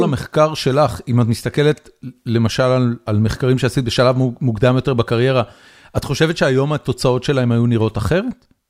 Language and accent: Hebrew; Israel; moved away as an adult; now in United States; גדלתי בישראל, גיל 13, זה, זה בעצם אמצע סוף שנות ה-80